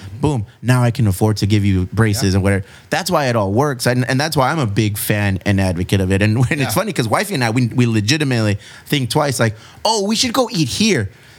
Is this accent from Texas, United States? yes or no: no; California, United States; And I'm from the South Bay.